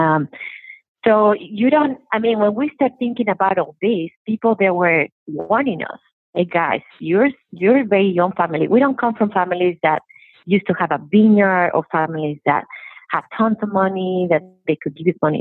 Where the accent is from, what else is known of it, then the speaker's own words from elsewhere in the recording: Mexico; moved away as an adult; also born or lived in San Francisco, United States; now in Oregon, United States; I grew up in Mexico